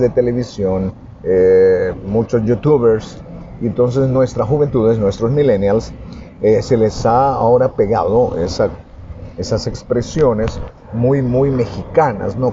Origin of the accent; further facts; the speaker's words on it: El Salvador; nos detectan que somos salvadoreños.